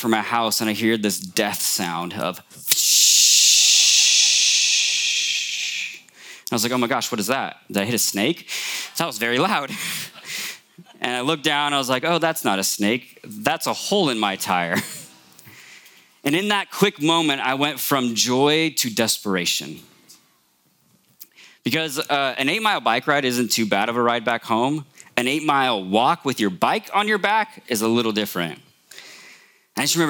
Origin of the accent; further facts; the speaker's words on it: Morgan Hill, California, United States; I grew up here in Morgan Hill